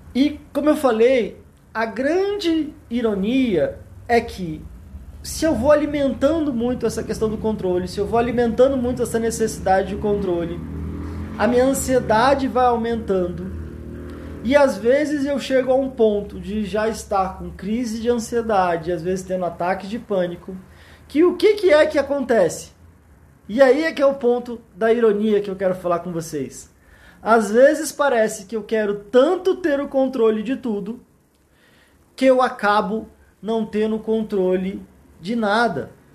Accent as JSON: {"language": "Portuguese", "town": "Brasília", "region": "Federal District", "country": "Brazil", "said": "eu sou aqui de Brasília"}